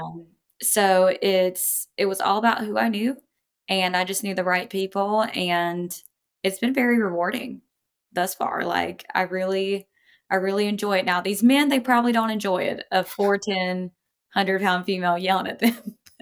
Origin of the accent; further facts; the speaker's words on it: coast of North Carolina, United States; accent: Southern; in North Carolina, you'll have different regions, um, so I grew up on the coast, real, um, I guess you could say redneck